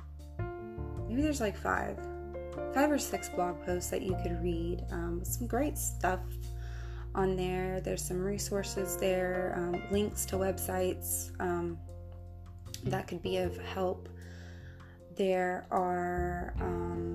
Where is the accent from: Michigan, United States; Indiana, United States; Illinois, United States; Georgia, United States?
Georgia, United States; accent: country; I grew up in Georgia and the South.